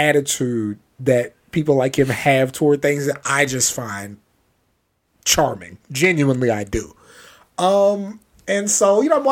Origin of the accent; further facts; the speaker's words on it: Maryland, United States; I'm from Maryland too